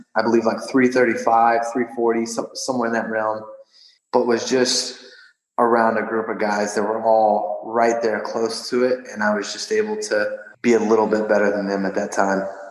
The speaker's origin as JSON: {"language": "English", "town": "Odessa", "region": "Texas", "country": "United States", "tie": "born or raised there", "said": "I was born and raised in Odessa, Texas"}